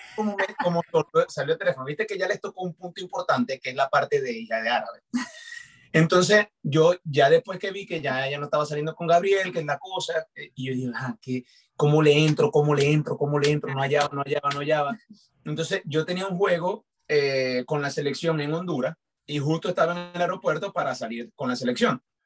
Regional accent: Maracaibo, Zulia, Venezuela; yo soy de Maracaibo

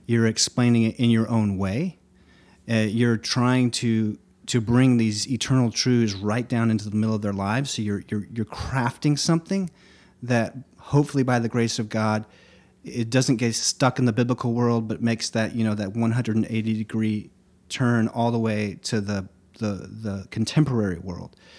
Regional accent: Nacogdoches, Texas, United States; also born or lived in Lake District, England; I moved back here when I was seven. And, uh, I remember we moved from the Rolling Green Hills of the Lake District to East Texas, the oldest town in Texas, Nacogdoches

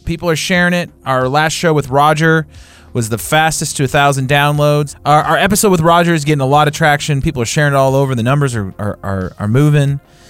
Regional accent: West Coast, United States; moved away; I grew up on the West Coast, spent a lot of time with West Coast people.

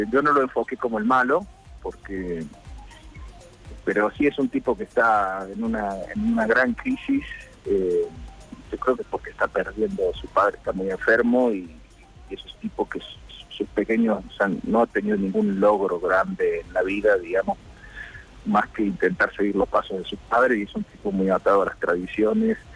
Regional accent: Córdoba, Argentina; moved away as an adult; now in Spain; No, yo soy cordobés, yo nací en Córdoba y me crié ahí. Bueno, estuve desde los dos meses hasta los tres años y pico en, España, pero nací en el hospital español, volví con antes de cumplir los cuatro años y, me crié ahí, crecí ahí

